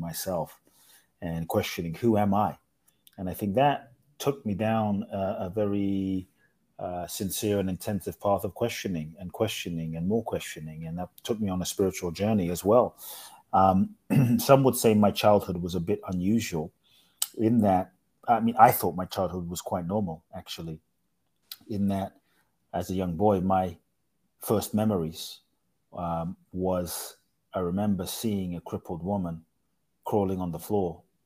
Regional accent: London, United Kingdom; also born or lived in Ghana / Mexico; now in United States; I grew up in London

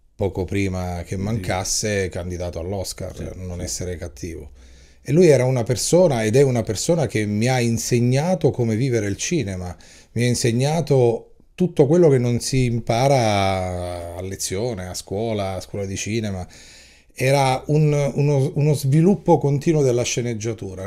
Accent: Calabria, Italy; io da regista e da calabrese

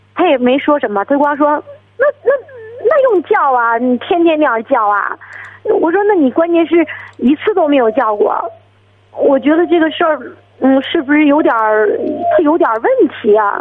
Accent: Shijiazhuang, Hebei, China; 我是那个石家庄的

